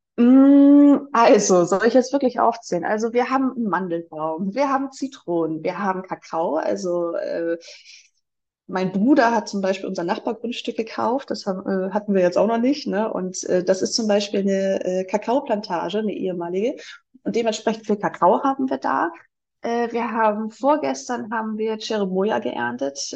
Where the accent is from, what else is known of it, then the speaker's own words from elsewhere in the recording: Germany; moved away as an adult; also born or lived in Leipzig, Germany; now in Ecuador; bei uns in Deutschland